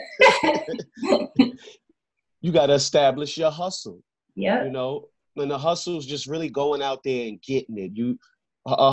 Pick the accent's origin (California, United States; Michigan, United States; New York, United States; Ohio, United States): New York, United States; a little background of the New York, the New York I grew up in.